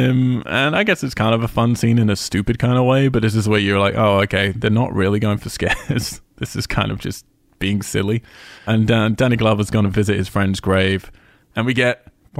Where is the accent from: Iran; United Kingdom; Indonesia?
United Kingdom; I'm British